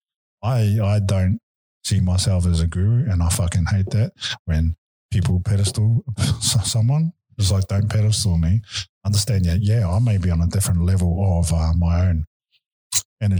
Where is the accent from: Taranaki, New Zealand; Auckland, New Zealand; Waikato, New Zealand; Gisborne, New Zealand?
Auckland, New Zealand; also born or lived in Wellington; when I was 5 years old, when I was adopted, we moved from Wellington to Auckland and I grew up with my grandmother